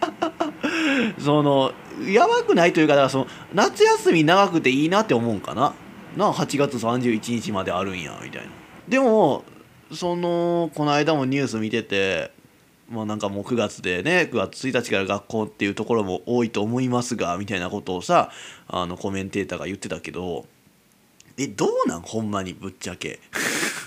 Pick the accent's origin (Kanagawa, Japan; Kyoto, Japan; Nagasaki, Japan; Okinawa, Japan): Kyoto, Japan; moved away; 地元京都やけどね私生まれ育った場所京都ですけども